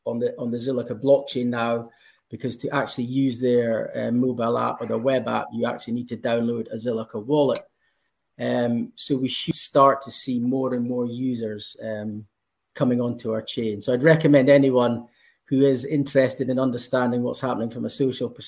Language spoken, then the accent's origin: English; Scotland, United Kingdom; if you can tell from my accent, I'm from Scotland